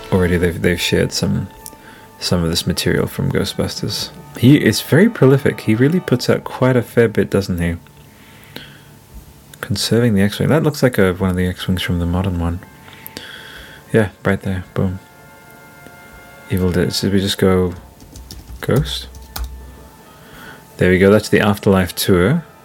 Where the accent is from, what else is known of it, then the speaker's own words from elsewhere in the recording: Italy; now in Australia; I remember reading that in like 2001 when we came from Italy to Australia.